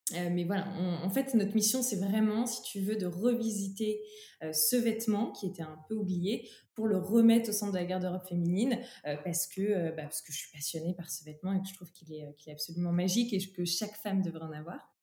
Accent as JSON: {"language": "French", "town": "Troyes", "region": "Grand Est", "country": "France", "said": "je suis originaire de Troyes, qui est un bastion historique du textile français, euh, pas très loin de, de Paris, en Champagne-Ardenne."}